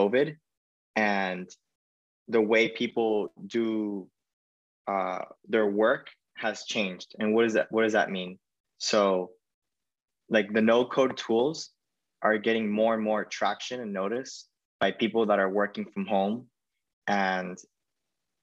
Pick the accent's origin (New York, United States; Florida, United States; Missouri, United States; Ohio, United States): Florida, United States; Miami; in Miami, which is where my hometown is